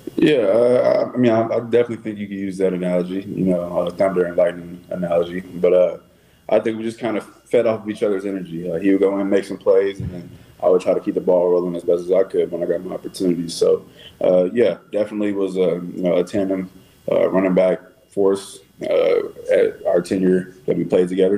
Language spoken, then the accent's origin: English; Texas, United States; moved away as an adult; now in Chicago, United States; I'm just from Texas. I'm just a, a, Texas kid